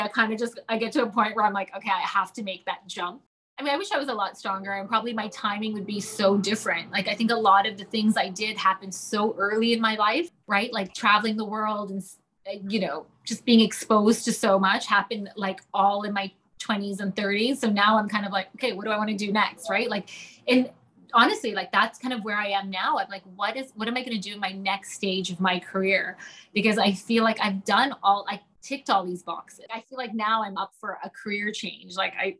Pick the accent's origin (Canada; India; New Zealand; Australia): Canada; Toronto, Ontario; moved away as an adult; now in London, United Kingdom; the minute I moved to London from Toronto, all I remember, honestly, when I was 18 or whenever I moved, was like $3 to a pound.